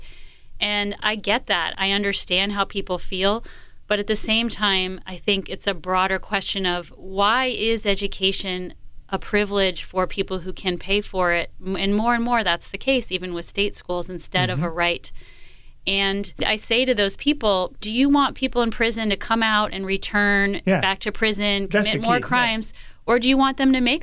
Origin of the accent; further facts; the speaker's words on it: East Coast, United States; moved away as an adult; also born or lived in New York City; now in Washington, United States; I'm from the East Coast